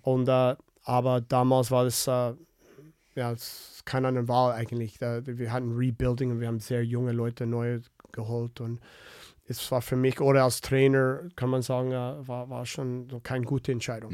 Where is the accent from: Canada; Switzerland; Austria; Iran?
Canada; Winnipeg, Manitoba; German is a second language; moved away; ich komme aus Winnipeg